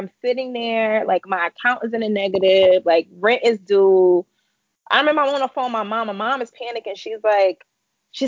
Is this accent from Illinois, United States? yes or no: yes; Chicago, Illinois, United States; moved away as an adult; now in Connecticut, United States; I'm originally from Chicago, born and raised